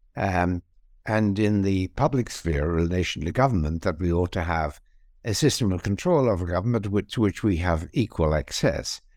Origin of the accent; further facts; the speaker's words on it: Ireland; moved away as an adult; also born or lived in England / Australia / Princeton, United States; I was born in Ireland. I was also trained in Ireland in philosophy.